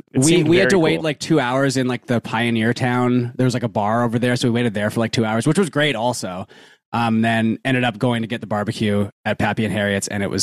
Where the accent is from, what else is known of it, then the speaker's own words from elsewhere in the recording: Vancouver, British Columbia, Canada; we're from Vancouver, so our NBA team got stolen from us.